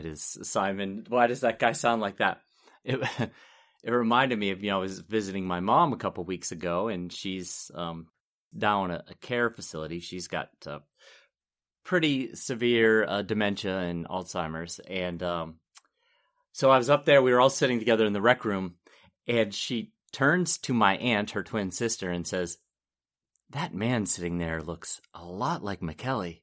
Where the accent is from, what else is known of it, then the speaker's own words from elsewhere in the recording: Pittsburgh, Pennsylvania, United States; I'm from Pittsburgh